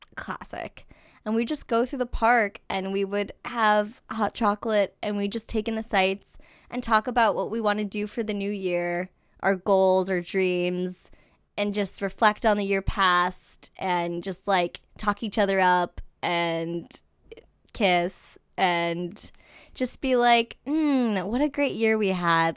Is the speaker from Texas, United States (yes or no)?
no; Albany, New York, United States; moved away; I was born in Albany, New York.